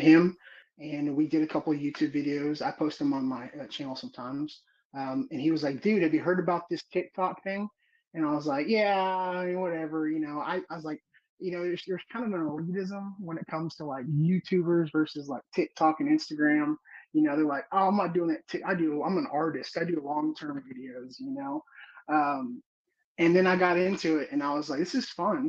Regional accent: Houston, Texas, United States; I'm from the Houston area

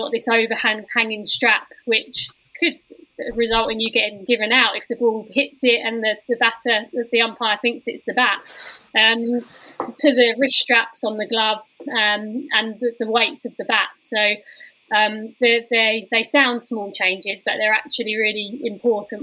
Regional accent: England, United Kingdom; us as English people

